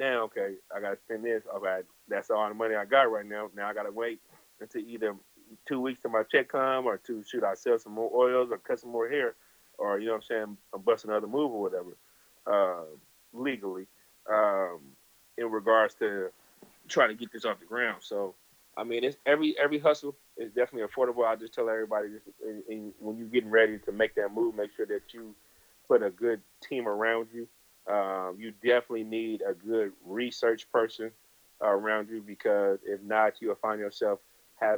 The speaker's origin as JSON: {"language": "English", "region": "California", "country": "United States", "said": "I'm from California"}